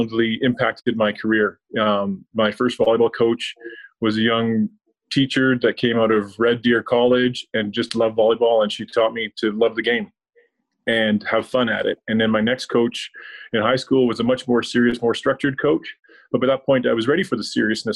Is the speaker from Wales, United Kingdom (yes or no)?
no; Belfast, Northern Ireland, United Kingdom; now in Canada; As a child, I grew up in Belfast in Ireland